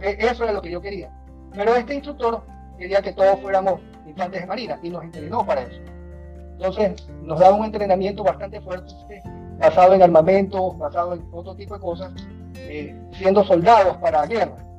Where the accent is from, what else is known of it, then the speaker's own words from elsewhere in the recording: Guayaquil, Guayas, Ecuador; Me crié en, un barrio del centro de la ciudad